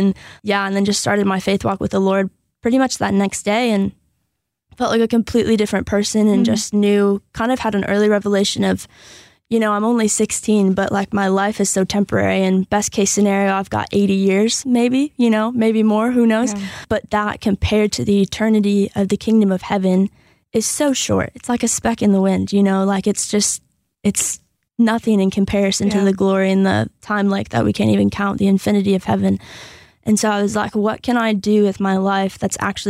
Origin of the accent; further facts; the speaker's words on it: Portland, Michigan, United States; now in Hudsonville, United States; I grew up majority in Portland, Michigan, which isn't too far from here.